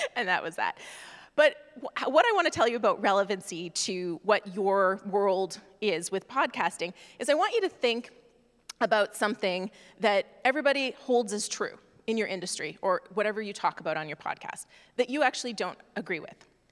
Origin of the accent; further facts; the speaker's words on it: Canada; moved away as an adult; now in United States; I am from Canada originally